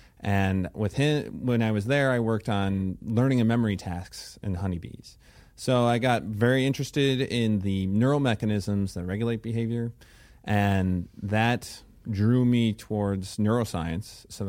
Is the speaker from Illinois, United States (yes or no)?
yes; Illinois, United States; So let's see. I started off in Illinois, where I grew up outside of Chicago, and I went to the University of Illinois at Champaign-Urbana for my undergraduate.